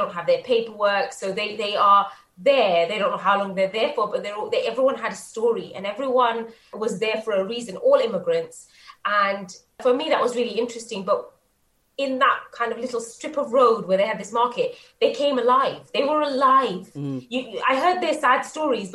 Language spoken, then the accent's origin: English; England, United Kingdom; being British and growing up in England and being a part of a very traditional Bangladeshi home